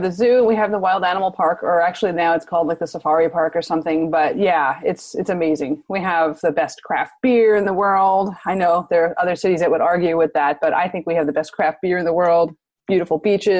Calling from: San Diego, California, United States; Oh, San Diego. Sunny San Diego.

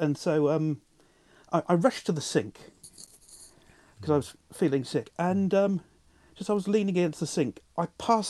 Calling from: Swindon, South West England, United Kingdom; I'm calling you from Swindon.

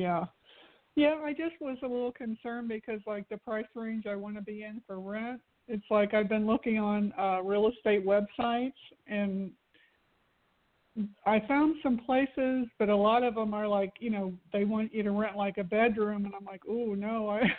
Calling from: Florida, United States; I'm actually also in Florida. I live over by Disney.

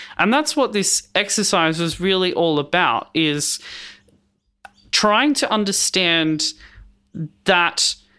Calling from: Melbourne, Victoria, Australia; I am on Wurundjeri land in Melbourne

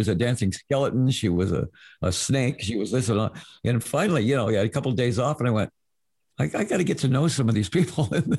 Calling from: Arizona, United States; I'm in Arizona, where it's 80 degrees today, and everything is open.

